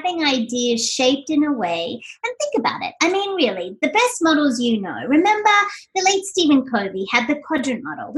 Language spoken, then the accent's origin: English; Sydney, New South Wales, Australia; moved away as an adult; now in Doylestown, United States; I hail from Sydney, Australia, and I relocated to this tiny little place called Doylestown, Pennsylvania